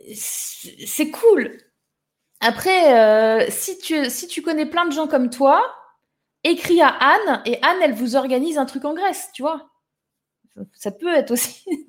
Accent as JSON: {"language": "French", "town": "Toulon", "region": "Provence-Alpes-Côte d'Azur", "country": "France", "tie": "born or raised there", "moved": "yes", "said": "je suis née à Toulon, les girls. Je suis allée au lycée, pas à Toulon, juste à côté. Je suis du Var"}